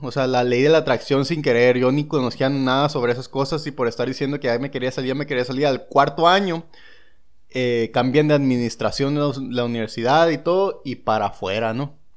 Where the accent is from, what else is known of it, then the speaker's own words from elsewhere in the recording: San Luis Río Colorado, Sonora, Mexico; yo soy de, igual, de San Luis Río Colorado